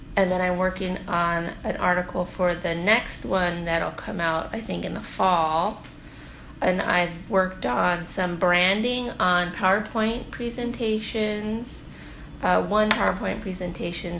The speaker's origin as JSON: {"language": "English", "town": "North Pole", "region": "Alaska", "country": "United States", "said": "I'm from North Pole, but my family is from Deering"}